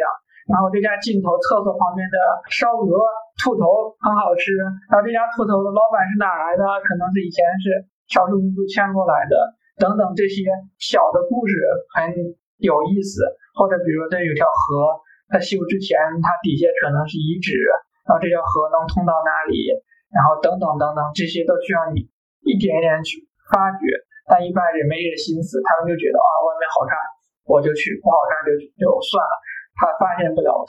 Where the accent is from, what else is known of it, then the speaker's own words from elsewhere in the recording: Kaifeng, Henan, China; moved away; 我老家不也是小城市吗？开封其实也小嘛，也很小，就是你一天觉得能走完也不累。